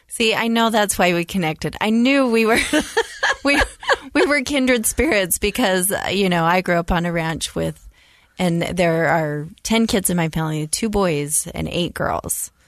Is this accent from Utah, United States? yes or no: yes; rural Utah, United States; growing up in, in rural Utah